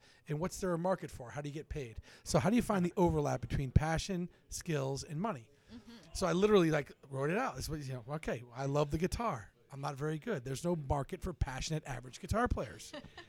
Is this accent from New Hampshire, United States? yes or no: yes; Durham, New Hampshire, United States; also born or lived in Boston, Massachusetts; now in Newburyport, United States; Growing up in Durham, Portsmouth, New Hampshire is your town. And then I lived in Boston, and I came to Newburyport.